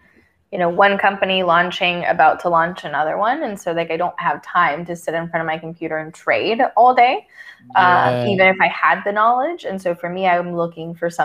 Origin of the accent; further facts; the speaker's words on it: Texas, United States; moved away; I grew up in Texas